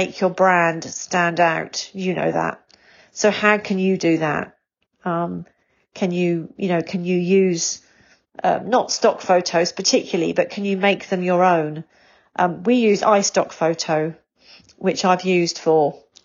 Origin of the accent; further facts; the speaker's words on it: England, United Kingdom; as an English person and as a Brit